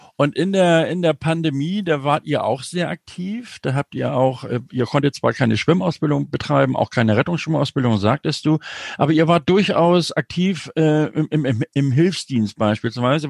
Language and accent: German; Northern Germany, Germany; ich bin ja das, das, das typische Nordlicht